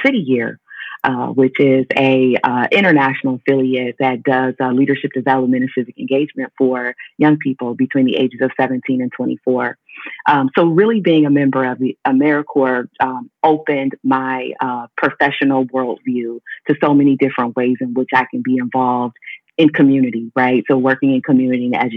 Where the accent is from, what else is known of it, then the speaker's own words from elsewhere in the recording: Cleveland, Ohio, United States; also born or lived in Atlanta; I'm from Cleveland, Ohio, born and raised. That's where I still live today, even though I work in Kent